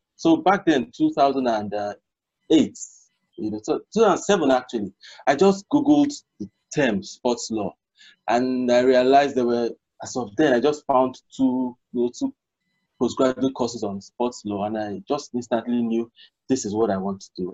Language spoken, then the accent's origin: English; Nigeria; I'm Nigerian, born and bred